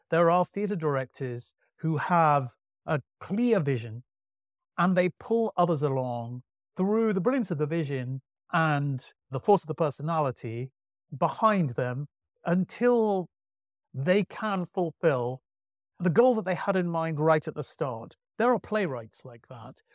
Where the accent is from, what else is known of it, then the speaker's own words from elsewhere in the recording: Manchester, North West England, United Kingdom; I grew up in Manchester